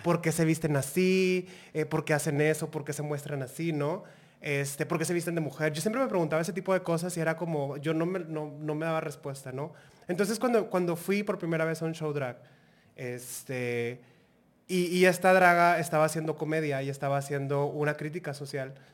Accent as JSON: {"language": "Spanish", "town": "Monterrey", "region": "Nuevo León", "country": "Mexico", "said": "soy una draga de Monterrey, Nuevo León."}